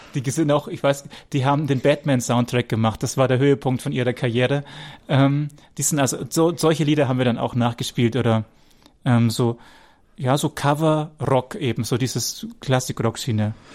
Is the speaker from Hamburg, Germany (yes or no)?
no; Wemding, Bavaria, Germany; Wemdings übrigens mein Geburtsort, wo Rainer jetzt gerade wohnt, da bin ich geboren